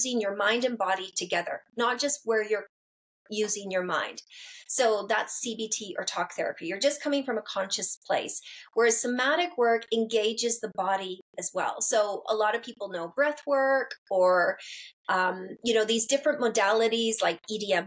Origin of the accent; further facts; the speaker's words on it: Canada; moved away; also born or lived in London; I grew up like in Canada where everyone's got a therapist.